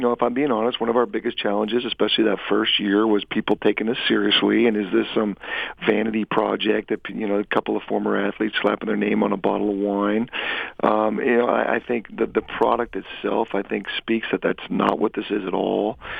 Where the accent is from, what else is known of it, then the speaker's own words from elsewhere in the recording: Washington, United States; moved away as an adult; also born or lived in South Florida; I had to move 3,000 miles from my home state of Washington to South Florida